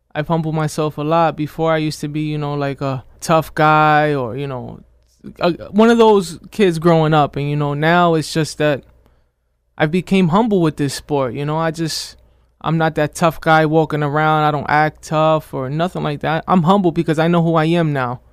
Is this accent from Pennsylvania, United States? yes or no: yes; Scranton, Pennsylvania, United States; I'm from Scranton, P A, originally, born and raised.